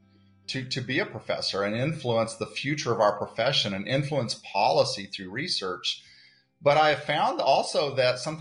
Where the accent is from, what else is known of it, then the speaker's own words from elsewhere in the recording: Dodge City, Kansas, United States; also born or lived in Manhattan, Kansas; I'm born and bred in Kansas